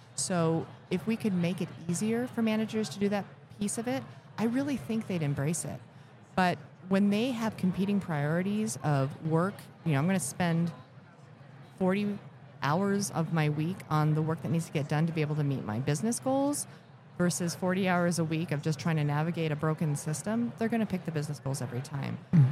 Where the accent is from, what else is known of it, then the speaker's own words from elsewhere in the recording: Elkhart, Indiana, United States; I was born in Elkhart, Indiana